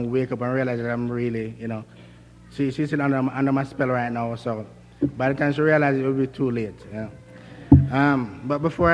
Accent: Jamaica; moved away as an adult; now in United States; I'm from Jamaica

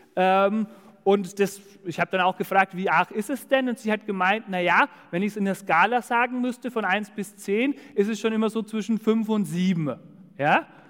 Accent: Dillenburg, Hesse, Germany; moved away; in Dillenburg, also das ist zwischen Siegen und Gießen, da wo ich herkomme

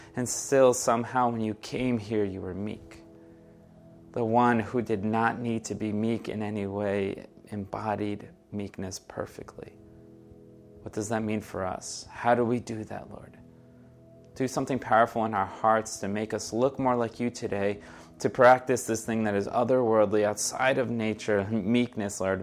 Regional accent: Brazil; first language Portuguese; English is a second language; moved away; I am originally from Brazil. Portuguese is my first language

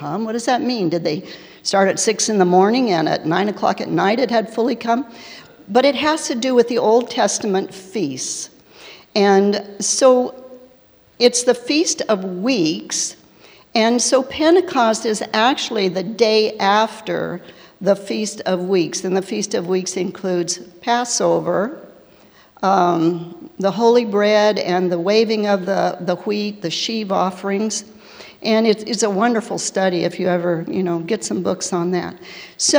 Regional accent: Tulsa, Oklahoma, United States; I was born in Tulsa, Oklahoma, to parents who were way too young to be parenting.

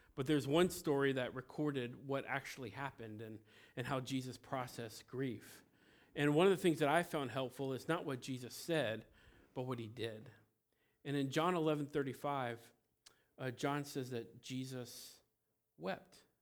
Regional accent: Cincinnati, Ohio, United States; also born or lived in Felicity, Ohio; I'm from Cincinnati. I'm a city boy.

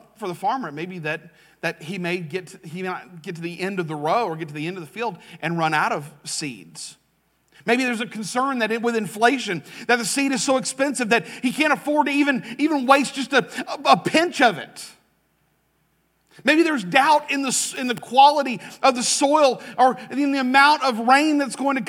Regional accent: Jacksonville, Florida, United States; moved away as an adult; also born or lived in Russellville, Alabama; I grew up in Jacksonville. I grew up in what is Duval. I grew up in Southwest Duval, which is Clay County.

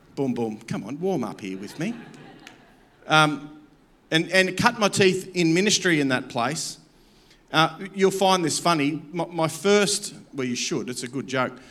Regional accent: Campbelltown, New South Wales, Australia; I come from Campbelltown. I'm blue collar

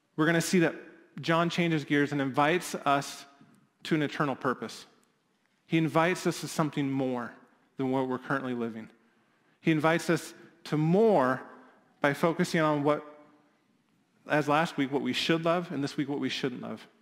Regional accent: Midwest, United States; as a Midwesterner

